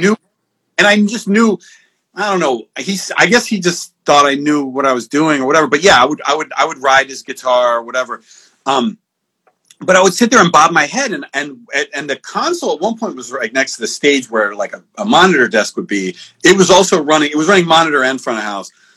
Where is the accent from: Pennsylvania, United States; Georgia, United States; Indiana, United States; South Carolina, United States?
Pennsylvania, United States; moved away as an adult; also born or lived in Minneapolis / Los Angeles; I grew up in Pennsylvania